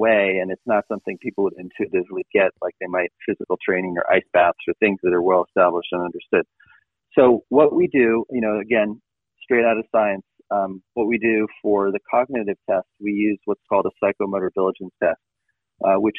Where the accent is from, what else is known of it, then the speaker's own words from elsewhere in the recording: Boulder, Colorado, United States; I grew up in Boulder, Colorado